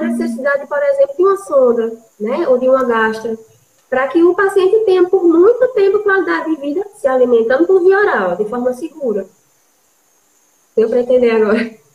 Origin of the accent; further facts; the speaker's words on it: Recife, Pernambuco, Brazil; moved away as an adult; now in João Pessoa, Brazil; sou de Recife, moro em João Pessoa há quase 12 anos.